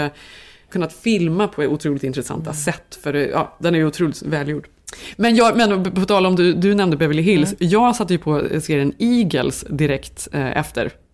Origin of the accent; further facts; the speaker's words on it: Sweden; som svensk